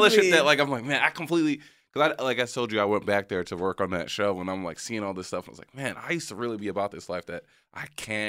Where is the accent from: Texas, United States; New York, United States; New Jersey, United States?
New York, United States; Like, yeah, no, growing up in New York, that's like, no.